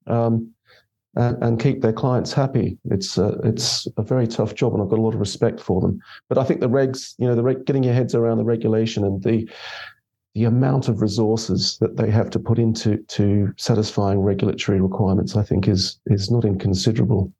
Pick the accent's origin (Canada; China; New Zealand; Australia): Australia; now in United Kingdom; I'm Australian.